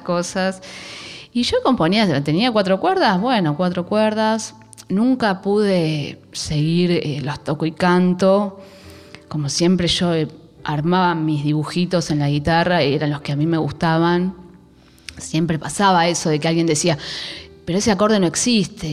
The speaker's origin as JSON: {"language": "Spanish", "area": "Aldo Bonzi, La Matanza", "region": "Buenos Aires Province", "country": "Argentina", "said": "yo soy de Aedo, de La Matanza"}